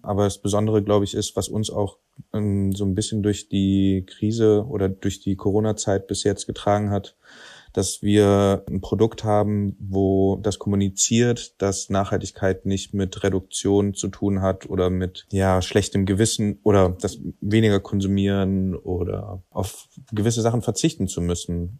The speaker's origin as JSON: {"language": "German", "town": "Cologne", "region": "North Rhine-Westphalia", "country": "Germany", "said": "wir sind aus Köln"}